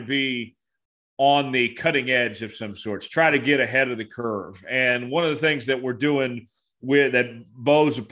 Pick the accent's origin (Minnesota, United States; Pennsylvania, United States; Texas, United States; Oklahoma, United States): Oklahoma, United States; Tulsa; moved away as an adult; also born or lived in Lawrence, Kansas; Tulsa's my home. You know, that's where I'm from, but I grew up in Lawrence, if that makes sense.